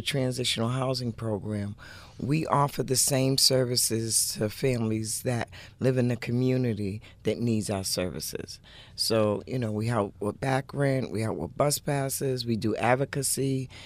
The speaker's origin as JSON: {"language": "English", "town": "Boston", "region": "Massachusetts", "country": "United States", "tie": "born or raised there", "also_born_or_lived": "Dorchester", "said": "I've grown up from Dorchester to Roxbury, but pretty much the inner city"}